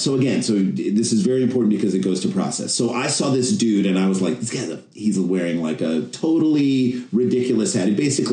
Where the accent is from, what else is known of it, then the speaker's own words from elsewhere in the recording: St. Louis, Missouri, United States; now in New York, United States; So what happened to us is we came to New York in 1994. So we grew up in St. Louis, Missouri, which is like Midwest.